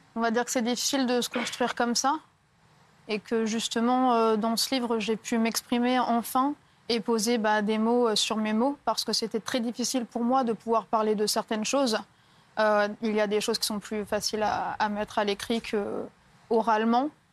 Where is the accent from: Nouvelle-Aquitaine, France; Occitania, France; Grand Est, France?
Occitania, France; Lattes; j'ai 22 ans et je viens de Latte à côté de Montpellier